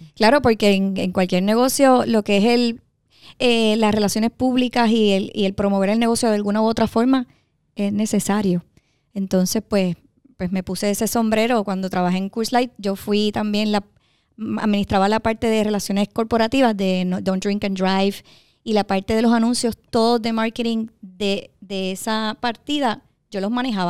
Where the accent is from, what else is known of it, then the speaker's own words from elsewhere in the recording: Dorado, Puerto Rico; yo soy de Dorado.